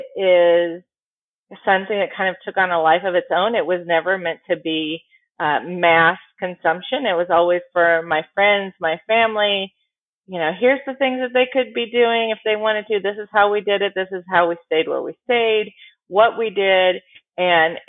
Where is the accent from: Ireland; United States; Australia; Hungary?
United States; Tempe, Arizona; also born or lived in San Diego / Chicago; now in Dallas, United States; I'm actually from Arizona. I grew up in a town called Tempe.